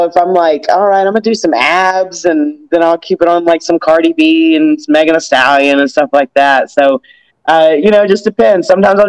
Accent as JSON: {"language": "English", "region": "Tennessee", "country": "United States", "tie": "born or raised there", "also_born_or_lived": "Georgia", "said": "Okay, so growing up in Tennessee and Georgia, I'm actually a Titans fan."}